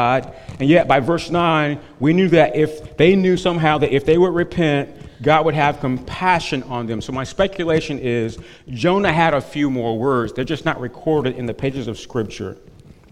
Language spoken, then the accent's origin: English; North Carolina, United States; where I grew up in North Carolina